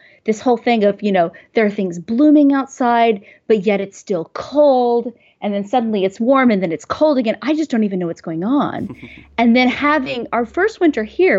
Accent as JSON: {"language": "English", "town": "Houston", "region": "Texas", "country": "United States", "tie": "born or raised there", "also_born_or_lived": "New York", "moved": "yes", "said": "I grew up in Houston, in Texas."}